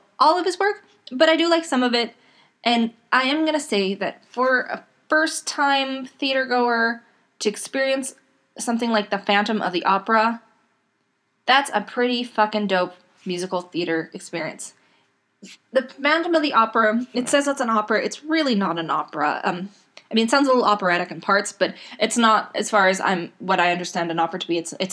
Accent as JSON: {"language": "English", "area": "Edmonton", "region": "Alberta", "country": "Canada", "tie": "born or raised there", "lives_now": "Edmonton, Canada", "said": "I was born in Edmonton, Canada. I grew up in a small city outside of Edmonton"}